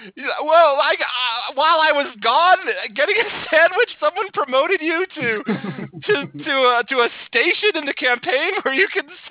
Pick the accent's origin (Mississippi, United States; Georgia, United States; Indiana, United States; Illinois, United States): Illinois, United States; Chicago; now in Denver, United States; I grew up in Chicago, and then now I live in Denver, Colorado.